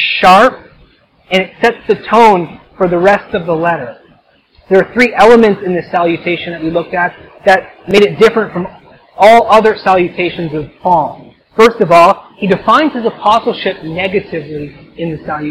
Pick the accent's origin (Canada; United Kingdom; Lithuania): Canada; I'm Canadian